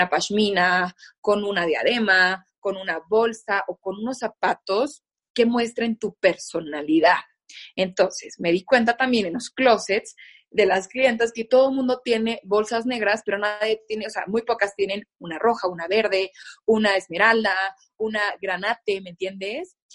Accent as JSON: {"language": "Spanish", "country": "Mexico", "said": "al menos en México, en mi país, eh, como es, la Ciudad de México es muy fría y la gente se viste mucho de negro."}